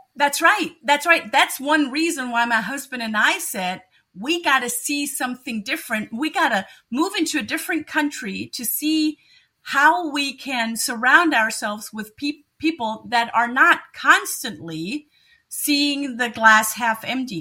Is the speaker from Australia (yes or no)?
no; Germany; moved away as an adult; also born or lived in Munich, Germany; now in Cleveland, United States; I am originally from Germany, so German by birth